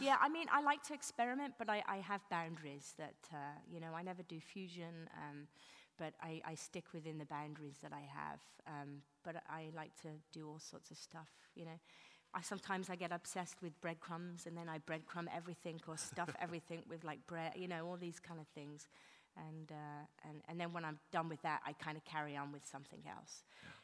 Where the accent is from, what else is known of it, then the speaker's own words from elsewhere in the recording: England, United Kingdom; now in New York, United States; being English